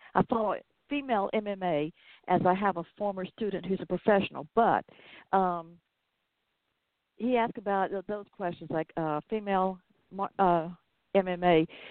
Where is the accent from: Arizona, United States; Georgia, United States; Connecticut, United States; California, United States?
Georgia, United States; accent: southern; here in Georgia, where I am